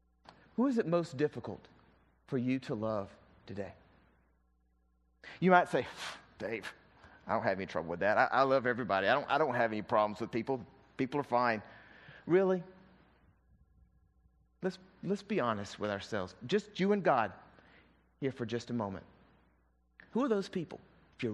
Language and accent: English; the South, United States; accent: southern; my southern accent